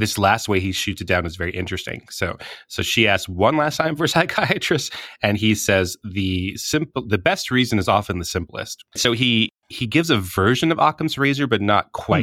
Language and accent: English; Hawaii, United States; I'm from Hawaii